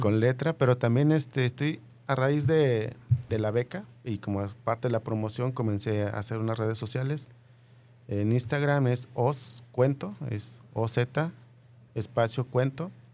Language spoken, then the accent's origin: Spanish; Michoacán, Mexico; now in Guadalajara, Mexico; vengo de Michoacán